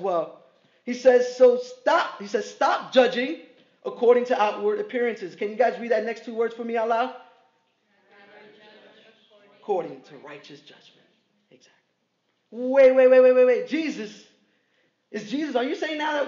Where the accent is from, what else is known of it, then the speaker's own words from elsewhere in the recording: New York City, New York, United States; I'm from Brooklyn